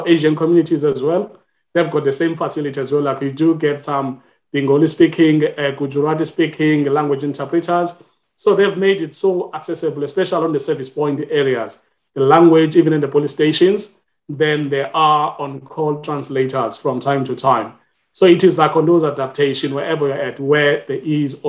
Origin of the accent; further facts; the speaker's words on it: Butterworth, Eastern Cape, South Africa; first language Xhosa; English is a second language; moved away as an adult; now in London, United Kingdom; I'm originally from South Africa. I grew up in Butterworth. Then my mother tongue is Xhosa.